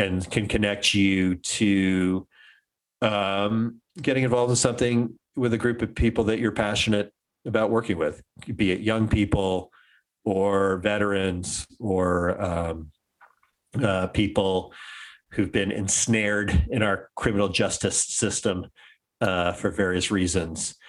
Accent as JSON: {"language": "English", "area": "DC suburbs", "region": "Maryland", "country": "United States", "tie": "born or raised there", "said": "I grew up in Maryland, uh, in the DC suburbs in the 80s"}